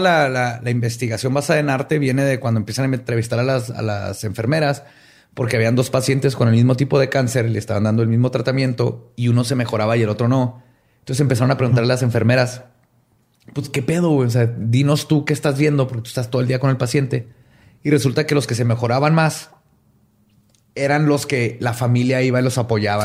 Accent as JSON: {"language": "Spanish", "country": "Mexico", "said": "en México le decimos nomás Dios"}